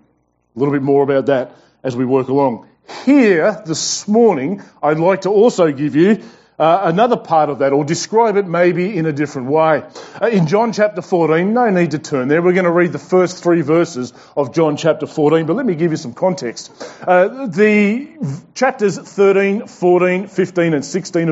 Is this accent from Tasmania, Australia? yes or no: yes; Tasmania, Australia; now in Brisbane, Australia; We are not from Brisbane. We're from Tasmania